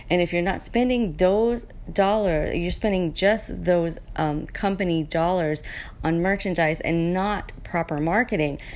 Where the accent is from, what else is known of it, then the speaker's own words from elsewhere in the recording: New Orleans, Louisiana, United States; moved away as an adult; now in Cayman Islands; I was born and raised in the U.S. just out of New Orleans, outside of New Orleans.